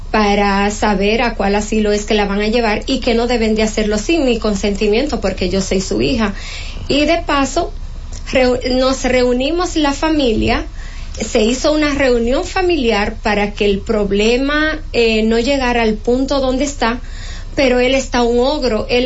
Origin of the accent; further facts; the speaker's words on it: Loma de Cabrera, Dajabón, Dominican Republic; now in Santo Domingo, Dominican Republic; nosotros somos oriundo de Loma de Cabrera.